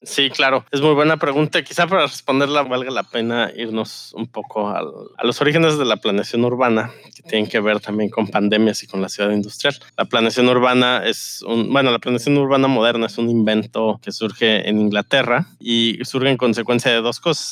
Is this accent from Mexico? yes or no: yes; Mexico; los habitantes en México vivimos en ciudades, ¿no? Somos un país urbano